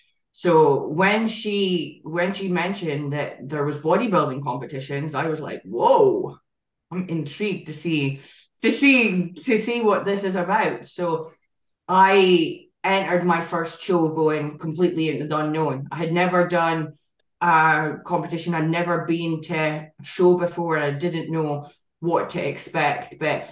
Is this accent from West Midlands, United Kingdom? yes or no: no; Aberdeen, Scotland, United Kingdom; I am 27. I'm from Aberdeen in Scotland.